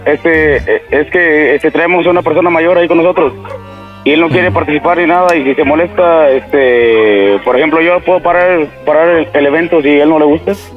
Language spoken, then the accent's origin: Spanish; Matehuala, San Luis Potosí, Mexico; somos de Matabola, somos de aquí, eh, de aquí Saltillo, son como tres horas y media más o menos